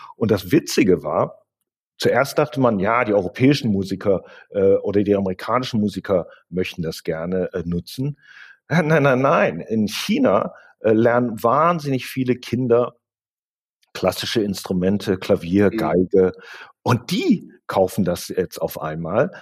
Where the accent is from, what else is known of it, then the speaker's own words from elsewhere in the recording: Germany; also born or lived in Hong Kong; now in Berlin, Germany; Ich bin in Hongkong geboren, aber in Deutschland aufgewachsen. Daher spreche ich Deutsch, aber auch Kantonesisch